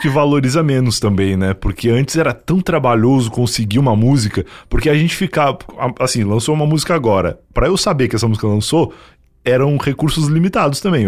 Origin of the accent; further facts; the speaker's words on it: interior of Rio Grande do Sul, Brazil; moved away; eu vim do interior do Rio Grande do Sul